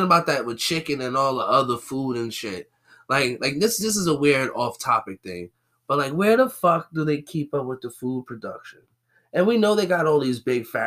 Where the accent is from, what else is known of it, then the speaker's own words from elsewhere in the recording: New York City, New York, United States; I'm from the Bronx